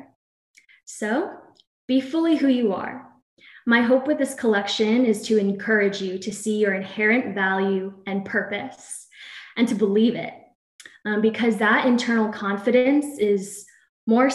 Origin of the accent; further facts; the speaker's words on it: Princeton, New Jersey, United States; also born or lived in Greenville, South Carolina; now in Gainesville, United States; I'm from Princeton, New Jersey